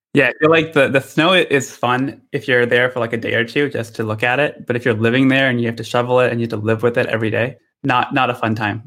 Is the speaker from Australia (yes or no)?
no; Michigan, United States; now in Redwood City, United States; I grew up in Michigan